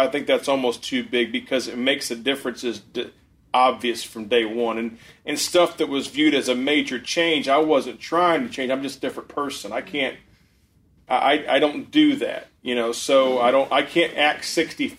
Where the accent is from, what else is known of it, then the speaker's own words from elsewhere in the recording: Ohio, United States; moved away; I'm from Ohio. I'm a Buckeye